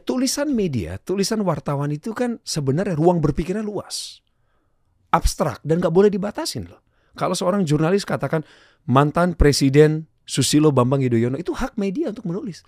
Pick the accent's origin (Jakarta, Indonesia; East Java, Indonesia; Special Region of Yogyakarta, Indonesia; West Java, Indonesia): West Java, Indonesia; Bandung; Jumat saya dijemput ke sekolah, dibawa ke rumahnya, di Jalan Galunggung di Bandung